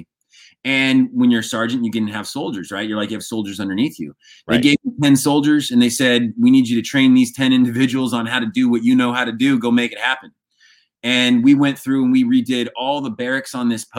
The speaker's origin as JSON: {"language": "English", "region": "Oregon", "country": "United States", "tie": "born or raised there", "moved": "as an adult", "said": "born and raised in Oregon. I only left when I joined the military."}